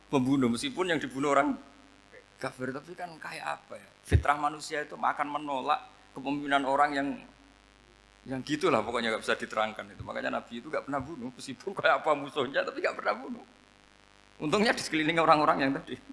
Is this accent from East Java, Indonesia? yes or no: no; Rembang, Central Java, Indonesia